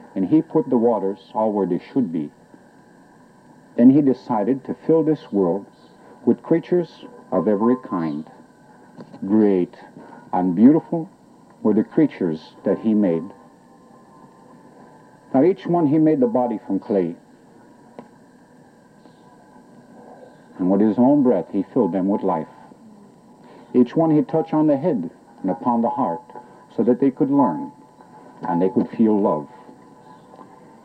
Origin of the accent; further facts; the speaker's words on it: central Quebec, Canada; moved away; I'm Abenaki Indian, originally from central Quebec in Canada